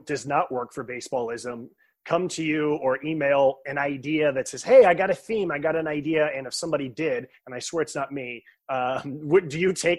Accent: Bay Area, California, United States; I'm from the Bay Area

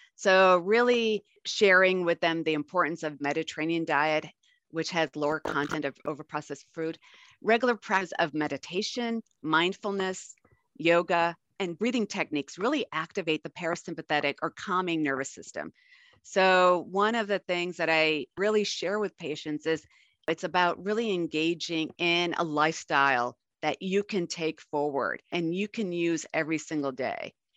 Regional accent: Buffalo, New York, United States; now in Arizona, United States; I grew up in Buffalo

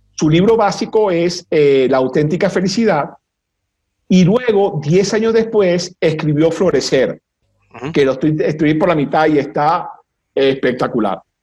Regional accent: Venezuela; los venezolanos, vamos a, poner, gentilicios, no somos, yo estoy convencido que no somos latinoamericanos, somos caribeños.

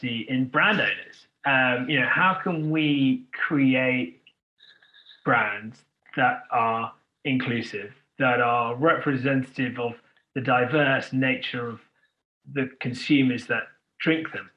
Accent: United Kingdom; I'm a very proud British Indian. I was born in this country.

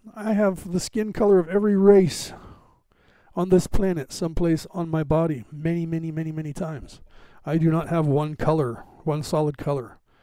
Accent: United States; I was born in America

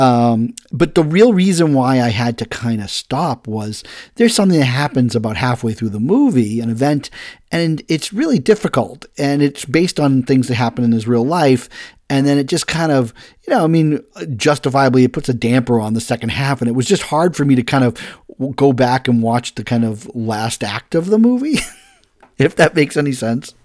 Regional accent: Massachusetts, United States; I come from Massachusetts as about fisherman

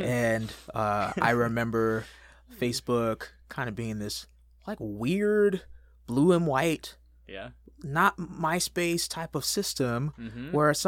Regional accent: California, United States; Yeah, so I grew up in Southern California, sunny Southern California. Been here the majority of my life.

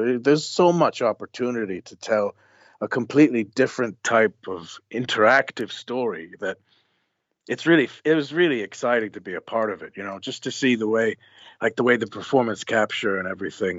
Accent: west coast, Ireland; also born or lived in New Jersey, United States; we decided to go back to my mom's hometown, which is in the west coast of Ireland, a place

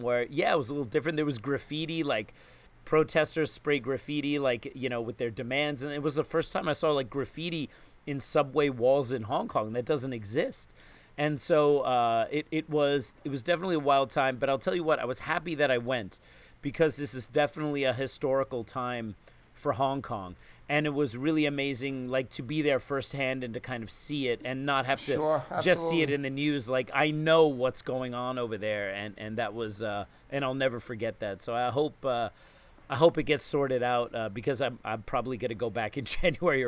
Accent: New York, United States; as a New Yorker

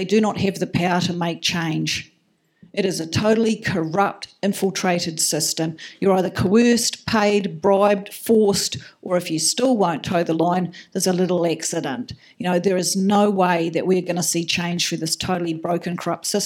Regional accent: Makarora, Otago, New Zealand; I was born and raised in Makarora, down near the Haast

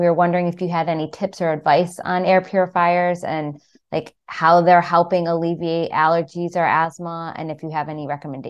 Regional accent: Michigan, United States; moved away; I'm from Michigan.

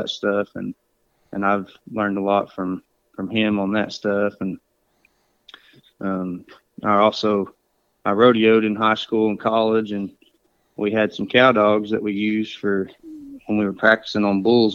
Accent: Okfuskee County, Oklahoma, United States; I'm from Okefuskee County, and I've lived here pretty much my whole life

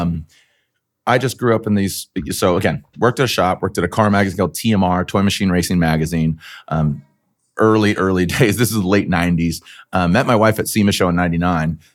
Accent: San Diego, California, United States; also born or lived in Arizona; I grew up in San Diego

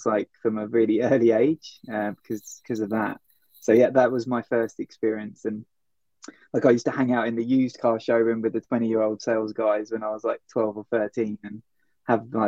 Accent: Worthing, South East England, United Kingdom; moved away as an adult; also born or lived in London / New York; I grew up down near Brighton, a place called Worthing

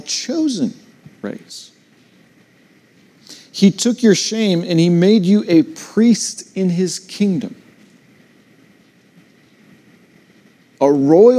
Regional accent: United States; I'm still proud to be an American

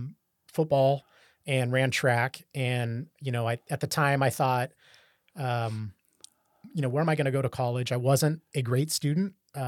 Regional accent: Orangevale, California, United States; That's where I grew up in Orangevale. So not far from Rancho Cordova.

